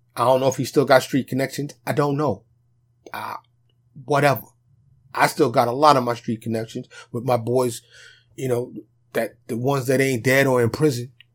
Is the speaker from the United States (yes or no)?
yes; New York City, New York, United States; also born or lived in Bronx, New York; now in Dallas, United States; I'm from New York. like I said, New York City. Okay? I just happen to have been born and raised there